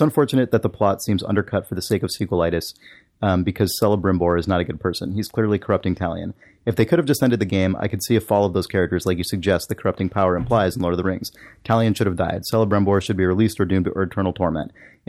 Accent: Canada; Since I grew up in Canada, I don't know a ton about my Mexican heritage, but my dad was always proud of his native background

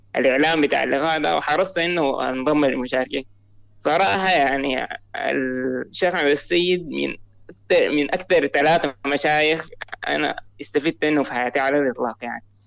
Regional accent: Sudan; أنا من السودان

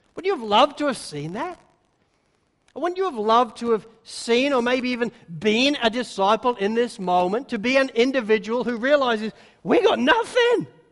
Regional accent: England, United Kingdom; I'm English

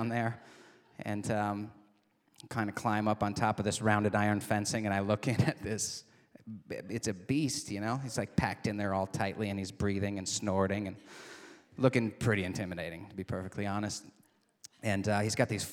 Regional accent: Michigan's Upper Peninsula, United States; moved away; I was back in my hometown in Michigan's Upper Peninsula

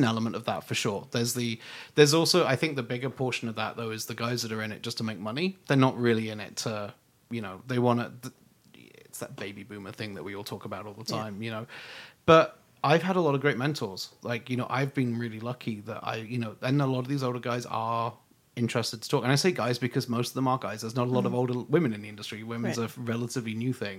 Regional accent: United Kingdom; being British

